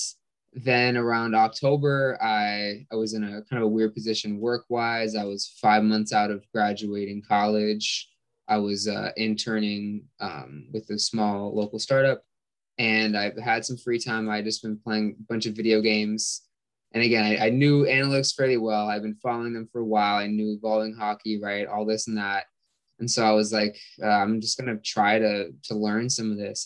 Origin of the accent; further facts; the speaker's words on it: California, United States; I'm from California